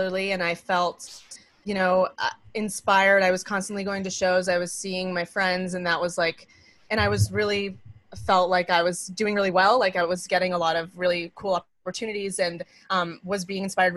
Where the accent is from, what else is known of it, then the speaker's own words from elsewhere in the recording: Maine, United States; now in New York City, United States; We're both from Maine, so we are, you know, set up to have the support of our family